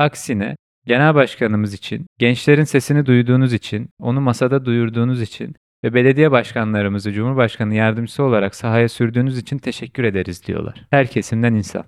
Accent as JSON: {"language": "Turkish", "region": "Kahramanmaraş", "country": "Turkey", "moved": "yes", "lives_now": "Istanbul, Turkey", "said": "Ben Kahramanmaraşlıyım. Kahramanmaraş'ta depremi yaşamış bir vatandaşım."}